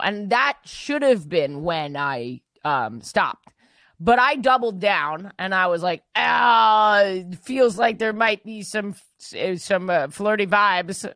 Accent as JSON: {"language": "English", "region": "New York", "country": "United States", "said": "big Chinese immigrant population. Also, we have a lot of Jews, myself included"}